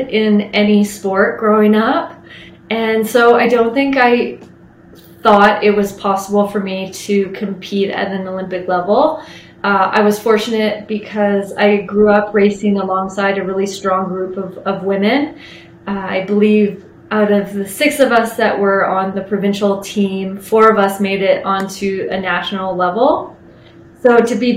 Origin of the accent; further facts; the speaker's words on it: Kelowna, British Columbia, Canada; I grew up in Kelowna, West Kelowna to start